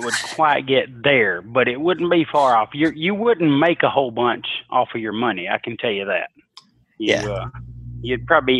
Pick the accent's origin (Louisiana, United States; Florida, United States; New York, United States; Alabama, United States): Alabama, United States; Huntsville, Alabama, my home state.